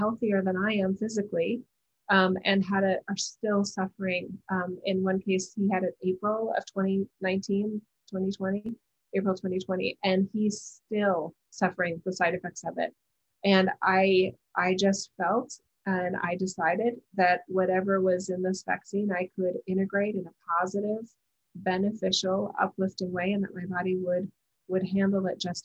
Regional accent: United States; as an American

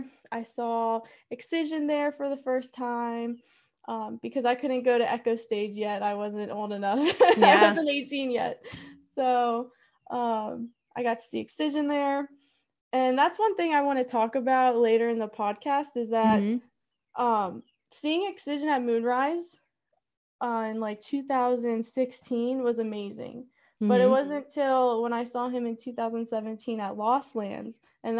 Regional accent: Maryland, United States; I'm from Maryland.

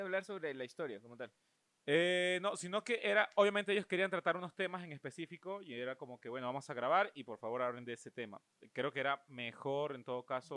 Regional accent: Venezuela

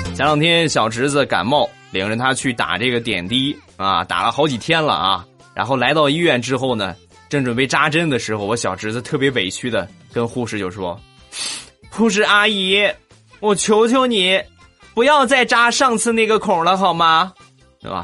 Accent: China; 我是个中国人

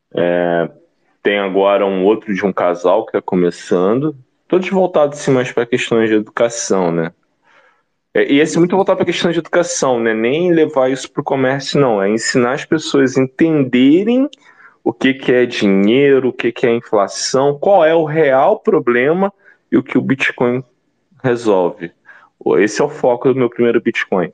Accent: Baixada Fluminense, Rio de Janeiro, Brazil; eu que venho da Baixada Fluminense, daquelas feiras livres em Caxias, Nova Iguaçu, Belfor Roxo

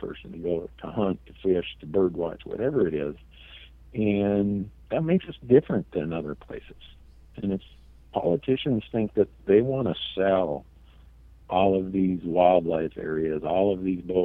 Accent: Minnesota, United States; now in Montana, United States; I grew up in Minnesota

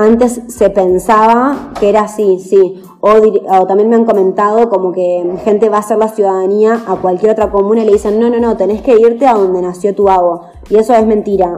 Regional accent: Chascomús, Buenos Aires Province, Argentina; moved away as an adult; yo soy de Chascomús, de provincia de Buenos Aires.

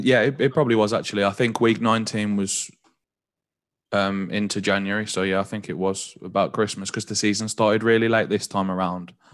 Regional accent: Walsall, West Midlands, United Kingdom; moved away as an adult; now in London, United Kingdom; I'm from Warsaw

